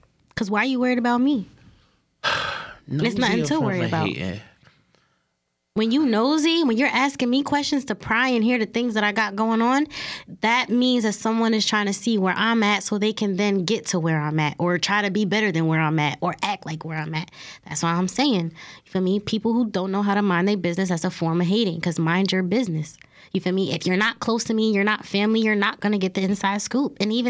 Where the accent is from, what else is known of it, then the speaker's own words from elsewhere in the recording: New Jersey, United States; Like, you know, I can't talk about it because, again, I am from South Jersey.